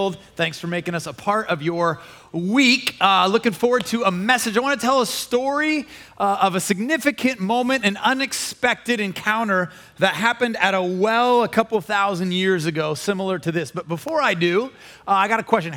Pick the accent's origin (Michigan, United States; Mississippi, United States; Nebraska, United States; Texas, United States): Nebraska, United States; Omaha; moved away as an adult; I came from Omaha, Nebraska